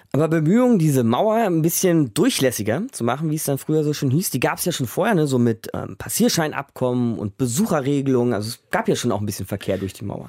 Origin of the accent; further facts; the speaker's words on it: West Germany, Germany; der im Osten geboren und im Westen großgezogen wurde